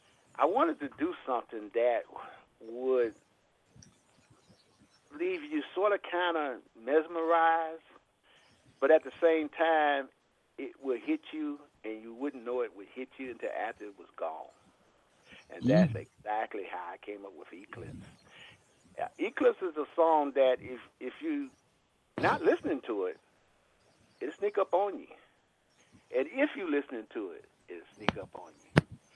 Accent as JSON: {"language": "English", "town": "Chicago", "region": "Illinois", "country": "United States", "said": "I'm from Chicago, Illinois."}